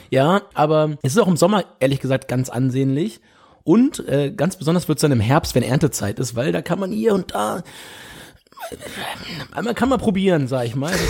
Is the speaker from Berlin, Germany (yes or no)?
no; Hamburg, Germany; Und das muss ich mich als Hamburger mal so ein Stück aus dem